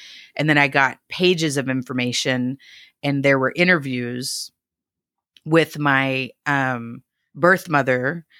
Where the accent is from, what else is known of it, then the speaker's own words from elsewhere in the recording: Dallas, Texas, United States; I'm from Dallas.